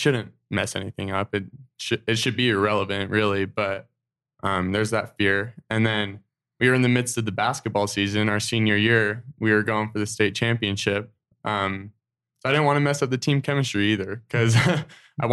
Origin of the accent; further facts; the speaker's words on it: Draper, Utah, United States; growing up in Draper, Utah, having like only LDS friends